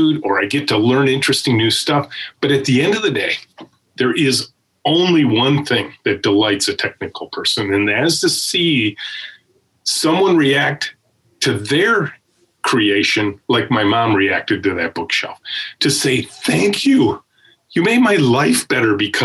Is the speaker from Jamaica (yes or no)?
no; Macomb County, Michigan, United States; I grew up in Macomb County. I'm a pure Michigan kid